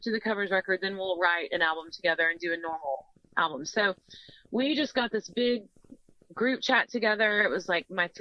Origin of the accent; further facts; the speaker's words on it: Missouri, United States; I'm from Missouri. I'm a farm girl.